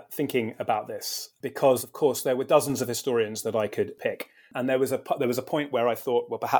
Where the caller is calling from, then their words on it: United Kingdom; I'm speaking from Britain, where I was trained in American studies and where I teach American history.